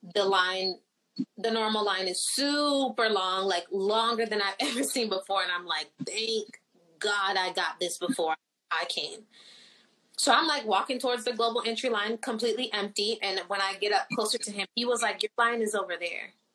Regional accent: Florida, United States; first language Haitian Creole; English is a second language; I wasn't born in Haiti. I was born in Florida

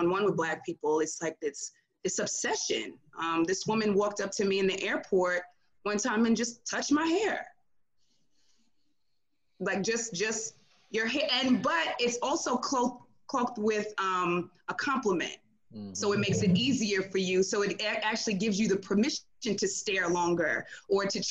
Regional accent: New York City, New York, United States; moved away as an adult; also born or lived in Pennsylvania; I was born and raised in New York City, urban New York, Queens, New York

